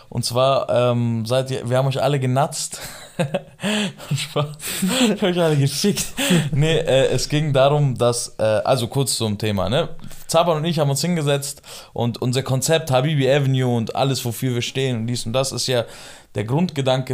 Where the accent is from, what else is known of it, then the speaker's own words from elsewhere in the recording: Germany; also born or lived in Iran (family origin); hier bin ich halt zwischen Kurden und Türken aufgewachsen